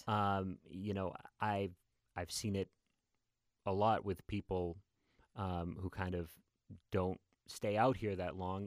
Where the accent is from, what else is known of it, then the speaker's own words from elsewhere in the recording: New Hampshire, United States; moved away as an adult; also born or lived in New York; I grew up in New Hampshire